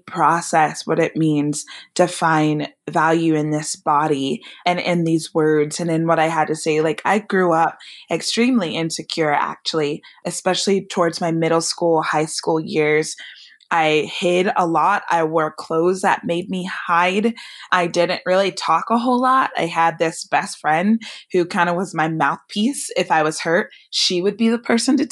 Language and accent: English; Bay Area, California, United States; I grew up in the Bay Area